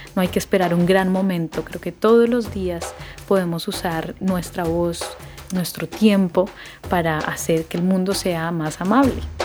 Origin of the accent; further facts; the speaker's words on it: Colombia; soy colombiana